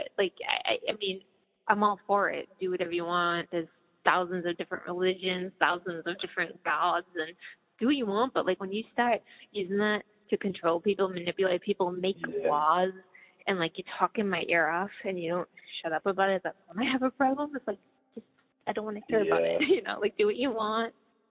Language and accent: English; Boston, Massachusetts, United States; also born or lived in West Coast; I was born on the East Coast, like, Boston, grew up there, and then I went to the West Coast, lived a long time there